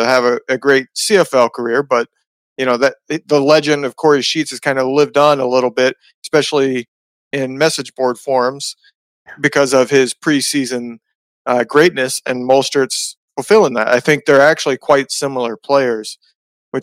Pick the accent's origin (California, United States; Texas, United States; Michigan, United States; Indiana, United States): Indiana, United States; West Lafayette; I grew up in West Lafayette, Indiana, which is where Purdue University is